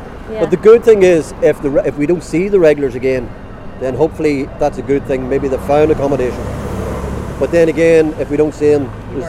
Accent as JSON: {"language": "English", "town": "Newry", "region": "Northern Ireland", "country": "United Kingdom", "said": "We're from Newry, County Down, yeah."}